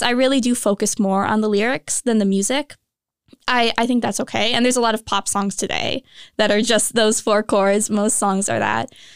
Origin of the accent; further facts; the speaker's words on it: Minnesota, United States; moved away as an adult; I'm originally from Minnesota, came pretty far to go to school here.